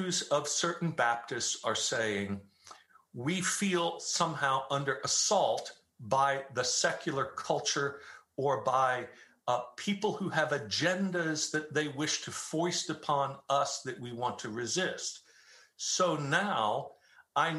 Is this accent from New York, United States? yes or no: yes; New York City, New York, United States; now in Dallas, United States; I grew up in Staten Island, New York, which was 94% Roman Catholic when I was growing up there